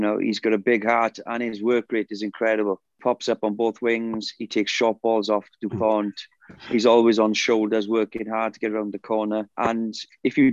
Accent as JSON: {"language": "English", "region": "Wales", "country": "United Kingdom", "said": "I'm a Welsh international"}